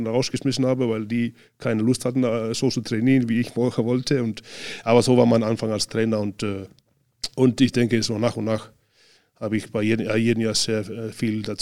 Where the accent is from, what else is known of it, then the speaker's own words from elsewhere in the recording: Northern Estonia, Estonia; Aber und dann ab äh, in den Norden, Nordestland wieder, wo ich herkomme